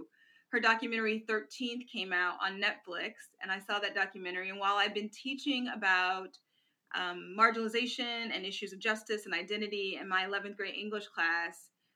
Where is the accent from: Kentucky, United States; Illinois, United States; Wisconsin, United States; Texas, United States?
Wisconsin, United States; Milwaukee; moved away; the house I grew up on in Milwaukee on Grant Boulevard